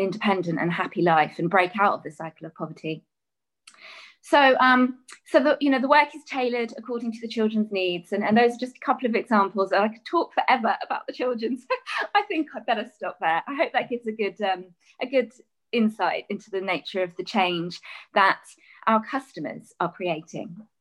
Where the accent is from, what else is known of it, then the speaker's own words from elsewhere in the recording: England, United Kingdom; a child growing up in England